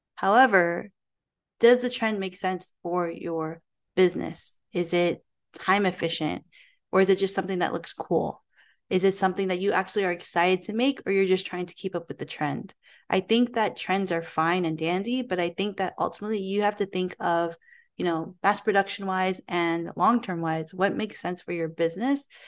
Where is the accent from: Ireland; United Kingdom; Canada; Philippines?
Philippines; me being Filipino myself